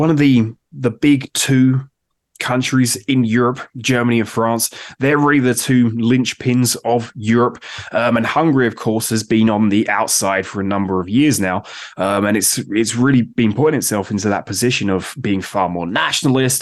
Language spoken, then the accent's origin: English; United Kingdom; now in United States; I'm from the United Kingdom. I now live in the United States